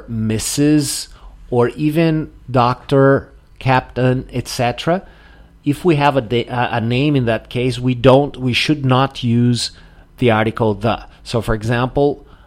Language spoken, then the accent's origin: English; southern Brazil, Brazil; now in Porto Alegre, Brazil; here in the south of Brazil, normally we use the article